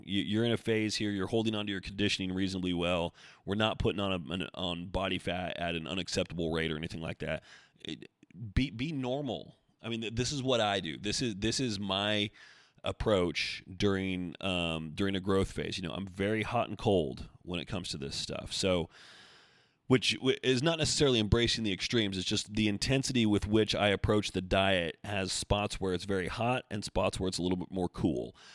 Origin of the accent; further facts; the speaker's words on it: Oregon, United States; I grew up in Oregon also.